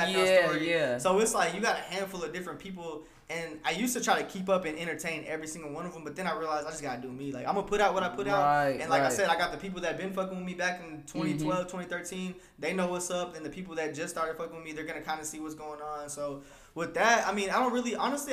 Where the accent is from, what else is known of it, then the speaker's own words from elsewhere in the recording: Texas, United States; we are from Texas. Like, we're proud